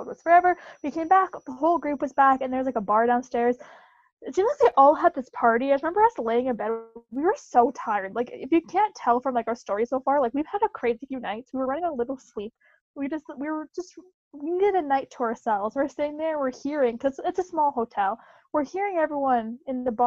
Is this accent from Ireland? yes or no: no; Germany; I'm from Germany